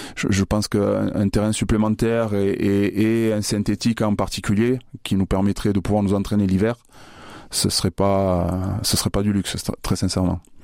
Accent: Bayonne, Nouvelle-Aquitaine, France; now in Orléans, France; je suis originaire de Bayonne, c'est là où j'ai commencé le rugby dans le Pays Basque

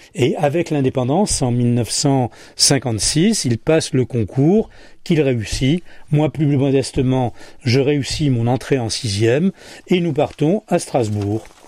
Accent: Casablanca, Casablanca-Settat, Morocco; Je suis né euh, à Casablanca

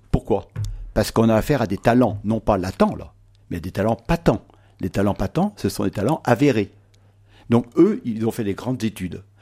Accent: Noirmoutier-en-l'Île, Pays de la Loire, France; je viens de l'île de Normoutier

